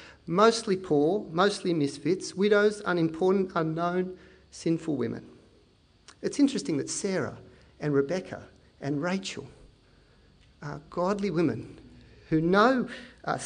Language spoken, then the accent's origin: English; Penrith, New South Wales, Australia; I teach at Tiggs, I come from Penrith